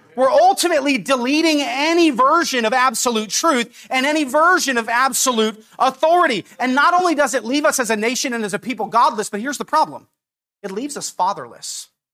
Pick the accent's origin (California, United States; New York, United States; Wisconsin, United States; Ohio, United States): California, United States; Napa; I grew up in Napa